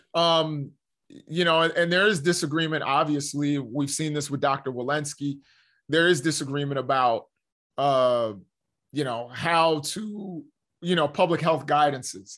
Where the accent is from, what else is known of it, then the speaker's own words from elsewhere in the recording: United States; we as the American people